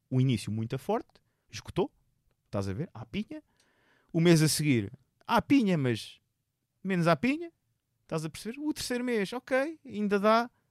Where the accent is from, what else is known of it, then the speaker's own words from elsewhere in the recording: Seixal, Setúbal, Portugal; also born or lived in Lisbon; now in Amadora, Portugal; sou originário, eu sou originário do Seixal, originário. Eu nasci em Benfica, vivi no Seixal e agora vivo